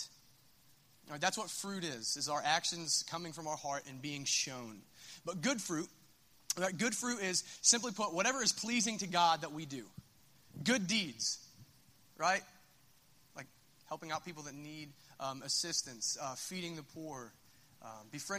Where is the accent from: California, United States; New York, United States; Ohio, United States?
Ohio, United States; Minford; I'm from Minford